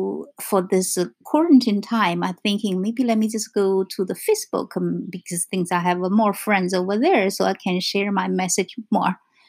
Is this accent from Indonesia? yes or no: no; China; English is a second language; moved away as an adult; Because for me, like I said, I came from China in 1996. So totally we have different cultures.